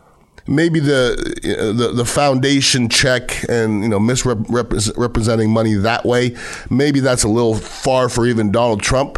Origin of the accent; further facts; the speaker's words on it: United States; as American